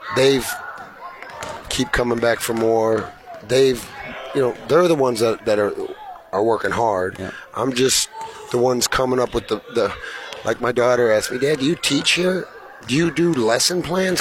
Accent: Iowa, United States; I'm from Iowa

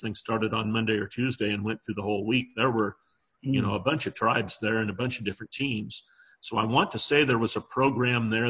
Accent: Walla Walla, Washington, United States; I grew up in the Walla Walla area of southeastern Washington

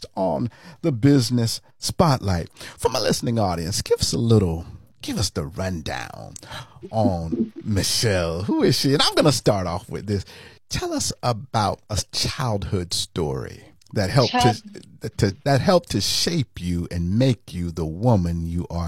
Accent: Florida, United States; I'm a native Floridian

